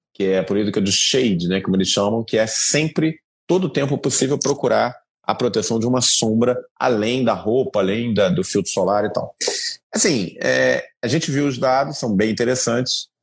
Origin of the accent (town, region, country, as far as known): Brazil